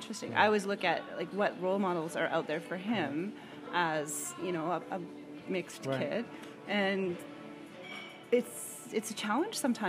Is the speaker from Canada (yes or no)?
yes; Canada; Canada, where we don't opt to talk about politics as much